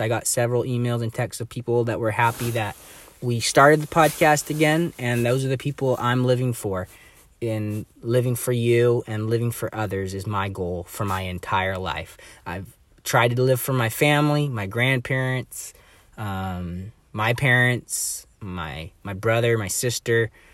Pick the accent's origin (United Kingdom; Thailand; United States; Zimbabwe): United States; Bellingham, Washington; I was born and raised in Bellingham here